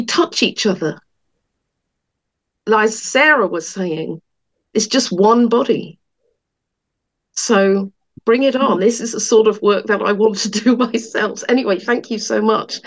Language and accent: English; England, United Kingdom; moved away; I was born in England